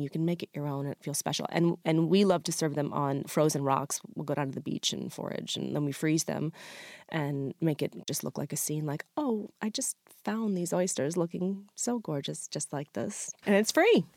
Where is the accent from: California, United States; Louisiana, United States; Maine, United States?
Maine, United States; Freedom; my small restaurant in my hometown of Freedom, Maine